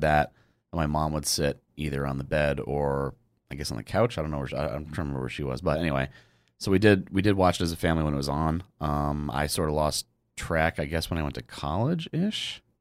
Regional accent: Fairfield, Connecticut, United States; I grew up in Connecticut

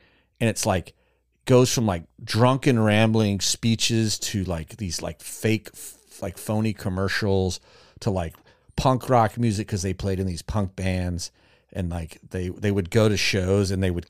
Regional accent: the South, United States; In my family growing up in the South.

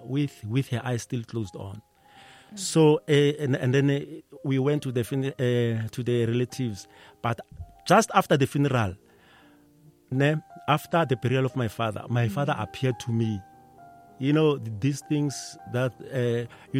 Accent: Pretoria, Gauteng, South Africa; We were from Mamelodi

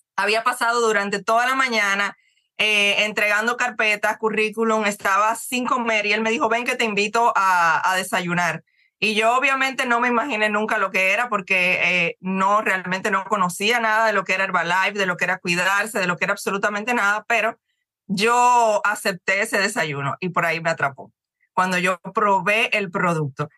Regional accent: Cuba; moved away as an adult; also born or lived in Ecuador / Dominican Republic; now in Miami, United States; yo soy cubana, tengo ya más de 20 años, 22 años que me fui de mi país prácticamente tengo ya más, más vida fuera que, dentro

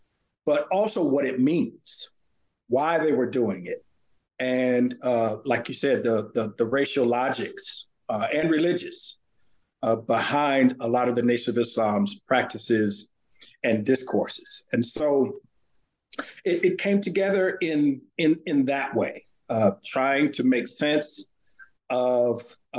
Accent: Santa Ana, California, United States; now in Virginia, United States; I grew up in Southern California, in Santa Ana, California, which is just south of Los Angeles.

